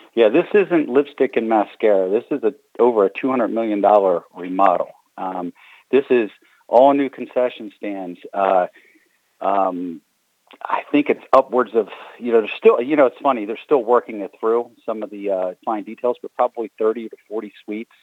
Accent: Baltimore, Maryland, United States; I'm from Baltimore

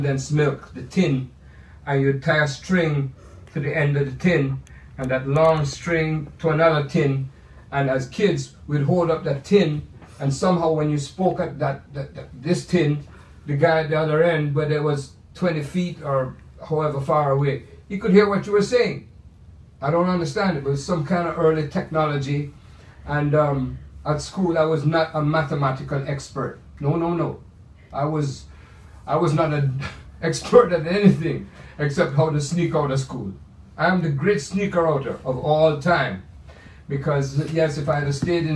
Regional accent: Kingston, Jamaica; now in United States; the Jamaica that I remember is my home where I was raised up. Kingston, Jamaica

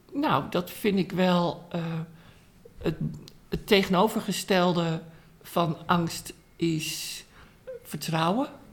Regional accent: Amsterdam, North Holland, Netherlands; Dus ik ben opgegroeid in Amsterdam.

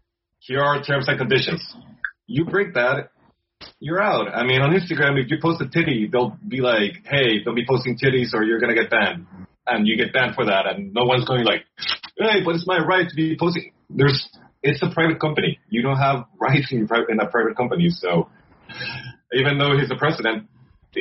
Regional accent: Querétaro, Mexico; Querétaro, my hometown

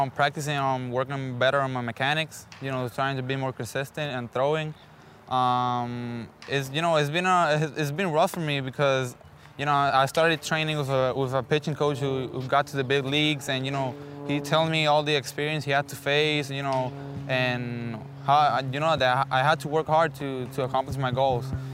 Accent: San Juan, Puerto Rico; I was born in San Juan, Puerto Rico. Basically, I've been living there since I was a little kid, since I was born

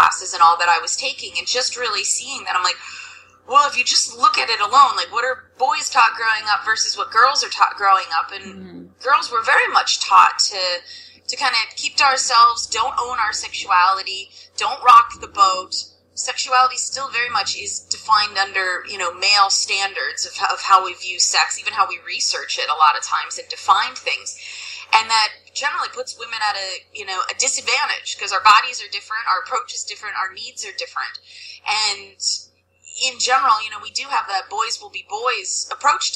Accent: suburbs of Philadelphia, Pennsylvania, United States; I'm from Pennsylvania, suburbs of Philadelphia, and definitely kind of grew up a good girl, kind of small town thing

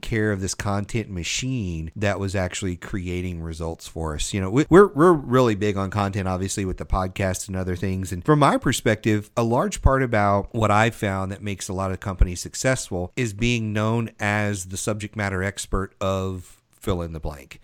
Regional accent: the South, United States; I grew up in the South

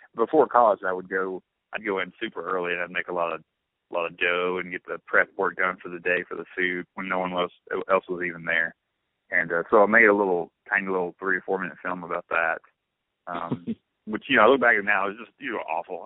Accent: Blue Springs, Mississippi, United States; I'm from Blue Springs

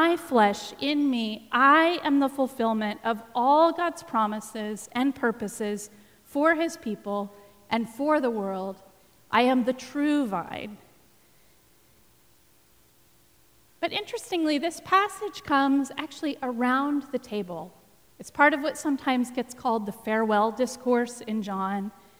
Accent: Texas, United States; you're going to have to forgive my pronunciation because I am from Texas

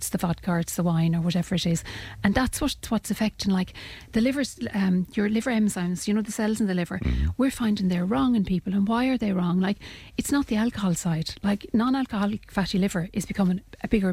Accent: Ireland; we as Irish people

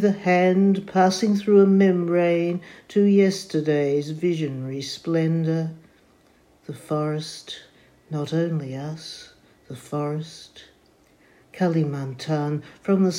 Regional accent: Melbourne, Victoria, Australia; I'm from Melbourne, Australia.

